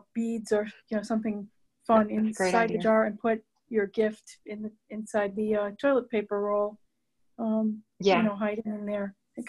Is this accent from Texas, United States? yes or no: no; Albany, New York, United States; I'm from Albany, New York.